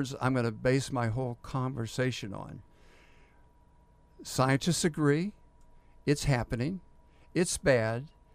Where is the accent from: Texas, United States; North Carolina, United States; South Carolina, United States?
Texas, United States; Houston; I'm from Houston. We've gone through hurricanes all my life